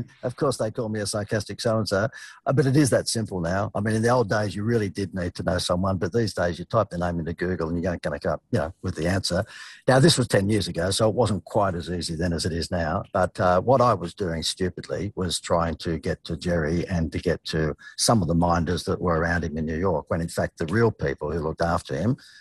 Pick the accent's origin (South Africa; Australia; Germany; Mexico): Australia; everyday working Australian